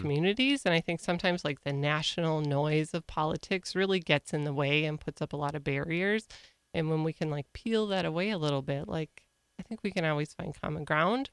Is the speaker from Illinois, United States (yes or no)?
no; Ortonville, Minnesota, United States; also born or lived in Kerkhoven, Minnesota / Big Lake, Minnesota; I grew up in Ortonville, went to school, then graduated from Ortonville